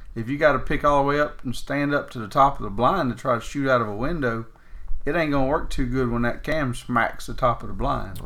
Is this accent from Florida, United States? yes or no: yes; Florida, United States; growing up in Florida